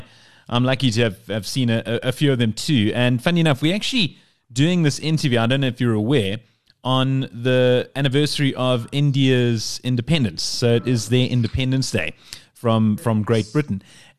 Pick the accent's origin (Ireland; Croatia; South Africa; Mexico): South Africa; as a South African